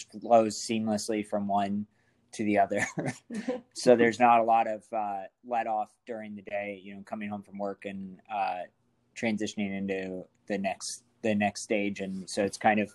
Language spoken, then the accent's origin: English; Ohio, United States; moved away as an adult; also born or lived in Virginia / Wisconsin; now in Washington, United States; I am from Ohio originally